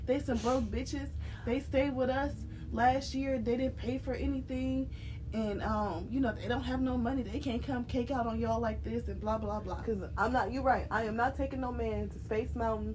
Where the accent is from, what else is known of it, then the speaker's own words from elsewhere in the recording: Cleveland, Ohio, United States; we're from Cleveland